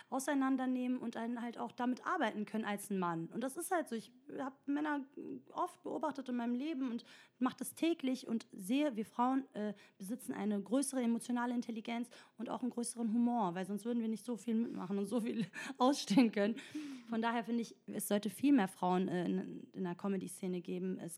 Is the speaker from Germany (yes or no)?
no; Italy; German is a second language; Ich bin Italienerin, ich weiß, dass alles mit, also das Plural immer